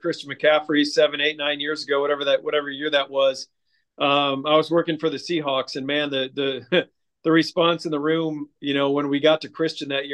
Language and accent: English; Michigan, United States; moved away; my home state of Michigan